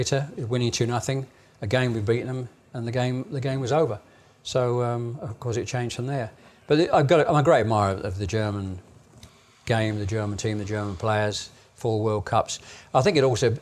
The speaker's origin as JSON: {"language": "English", "region": "England", "country": "United Kingdom", "said": "I'm obviously an English fan. I'm an Englishman."}